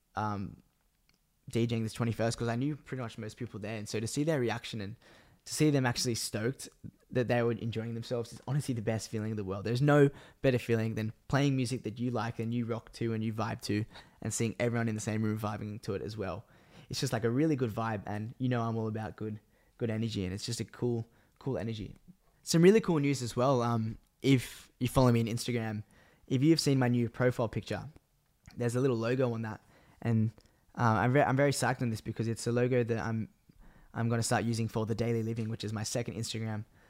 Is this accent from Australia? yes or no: yes; Australia; also born or lived in Sydney, Australia; I am from Australia